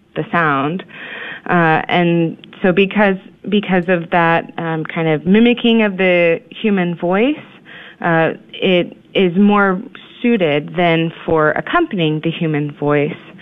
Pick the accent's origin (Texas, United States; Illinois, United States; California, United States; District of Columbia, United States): Texas, United States; Houston; born or raised there; moved away as an adult; also born or lived in Indiana / Kansas / Kansas City